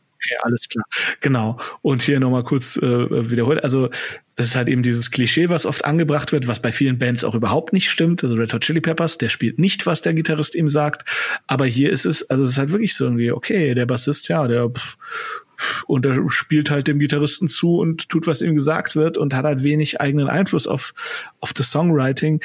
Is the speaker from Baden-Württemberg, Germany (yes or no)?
no; Cologne, North Rhine-Westphalia, Germany; Köln, ist, Köln ist meine Heimat